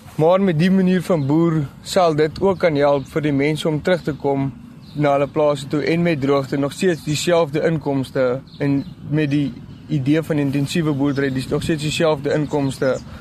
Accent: Springbok, Northern Cape, South Africa; Ek is van van Springbok af

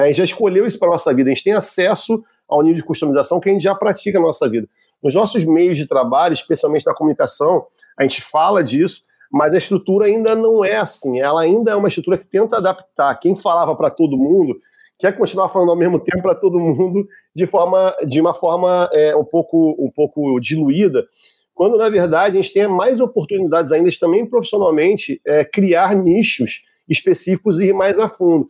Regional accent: Rio de Janeiro, Brazil; quando eu era pequeno, no Rio de Janeiro, a gente tinha o um Campeonato Carioca

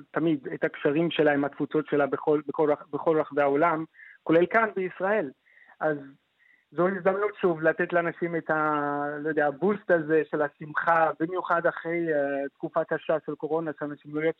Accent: Fez, Fès-Meknès, Morocco; Hebrew is a second language; moved away as an adult; also born or lived in Casablanca, Morocco; now in Israel; האמת שנולדתי בפז

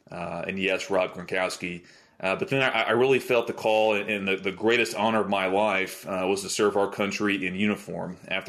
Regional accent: Little Rock, Arkansas, United States; I grew up in Arkansas, born and raised in Little Rock.

